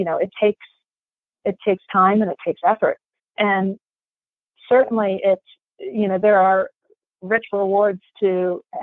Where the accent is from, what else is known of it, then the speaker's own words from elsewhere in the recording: Salisbury, Maryland, United States; moved away as an adult; now in Loudoun County, United States; I grew up in a little town called Salisbury, which is, if you're not familiar with Maryland geography, is about a half an hour from Ocean City, Maryland